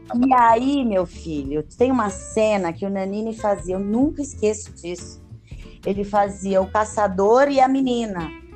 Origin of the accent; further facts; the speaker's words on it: São Paulo, Brazil; moved away as an adult; also born or lived in Europe / Rio de Janeiro; Eu nasci em São Paulo, no bairro do Bexiga. Costumo dizer que sou uma paulistana da gema